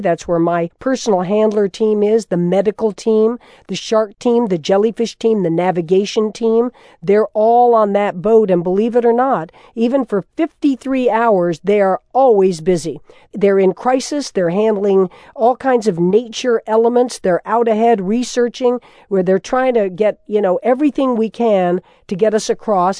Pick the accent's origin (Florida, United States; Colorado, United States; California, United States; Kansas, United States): Florida, United States; That was my home state, also of Florida. I grew up as a kid during the Revolution, looking out over that water